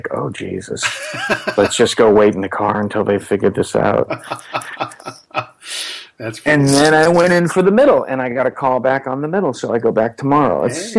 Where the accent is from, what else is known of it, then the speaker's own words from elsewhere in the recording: Quincy, Massachusetts, United States; I grew up in Quincy, Massachusetts.